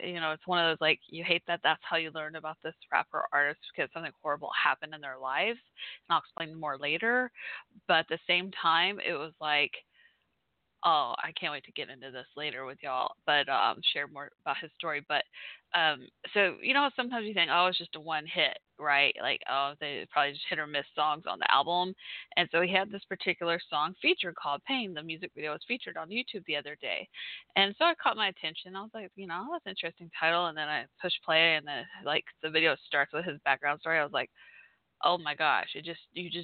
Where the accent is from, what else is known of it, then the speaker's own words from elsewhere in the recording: Fort Worth, Texas, United States; I'm from Fort Worth, Texas, Dallas, Fort Worth in the house